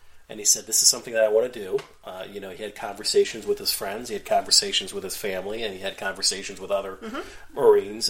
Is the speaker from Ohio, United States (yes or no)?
yes; Northeast Ohio, United States; we're from Northeast Ohio